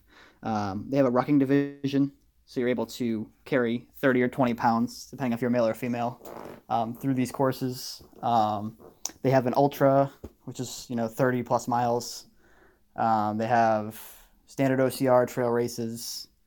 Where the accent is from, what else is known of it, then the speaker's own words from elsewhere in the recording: Massachusetts, United States; now in Pennsylvania, United States; So I moved from the Boston area. I lived about 30 minutes north of Boston, without traffic, of course.